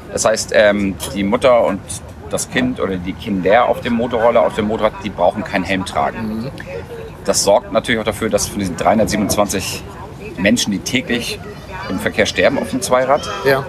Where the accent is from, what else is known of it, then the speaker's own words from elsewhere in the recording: Hamburg, Germany; wir sind auf dem Land aufgewachsen. Mhm. Also Randgebiet, Ohlstedt, Dudenstedt, das ist eine ganz schöne Ecke außerhalb von Hamburg